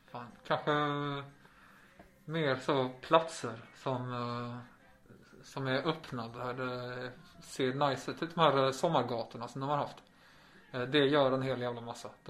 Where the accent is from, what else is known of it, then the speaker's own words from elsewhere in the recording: Malmö, Skåne, Sweden; Det var här jag är ifrån. Det är nice folk här och det har gjort bra med folk som är här.